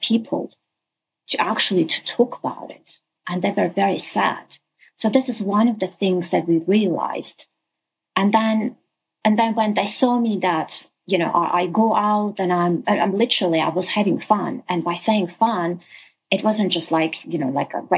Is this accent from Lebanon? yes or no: no; Armenia; I'm originally from Armenia